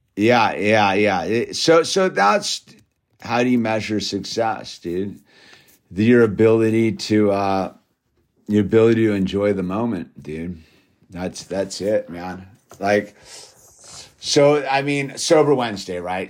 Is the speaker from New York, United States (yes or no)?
no; Malibu, California, United States; growing up in Malibu and living in Malibu